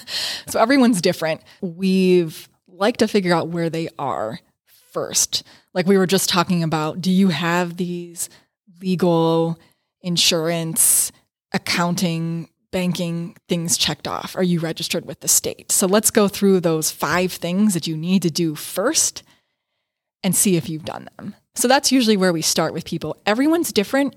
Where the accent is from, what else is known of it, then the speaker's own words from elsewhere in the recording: New Kensington, Pennsylvania, United States; moved away as an adult; also born or lived in Pittsburgh, Pennsylvania; now in Rochester, United States; my hometown in New Kensington, Pennsylvania